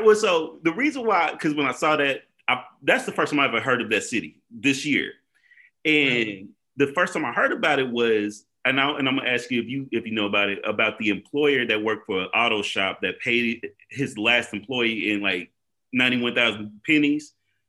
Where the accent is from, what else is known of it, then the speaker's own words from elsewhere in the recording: Oklahoma City, Oklahoma, United States; born and raised in Oklahoma City, still here.